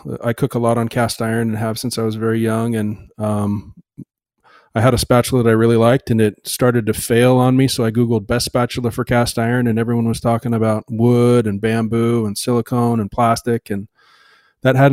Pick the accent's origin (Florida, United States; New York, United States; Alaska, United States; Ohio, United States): Alaska, United States; now in Seattle, United States; I'm originally from Alaska. Now I reside in Seattle